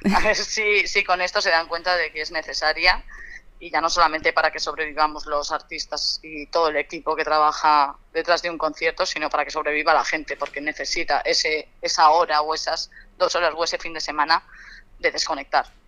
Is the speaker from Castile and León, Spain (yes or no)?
no; Alicante, Valencian Community, Spain; moved away as an adult; now in Madrid, Spain; yo soy de Alicante, me fui a estudiar a Madrid y llevo siete años aquí